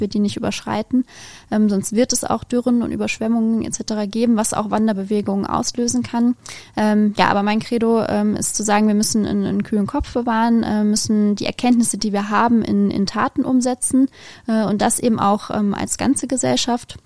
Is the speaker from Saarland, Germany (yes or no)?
no; Biblis, Hesse, Germany; Ich bin aufgewachsen in der Nähe von Biblis